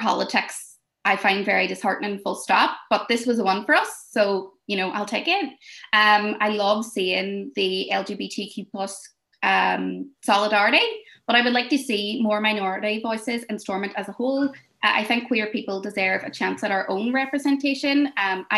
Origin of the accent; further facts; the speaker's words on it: Derry, Northern Ireland, United Kingdom; I'm from Derry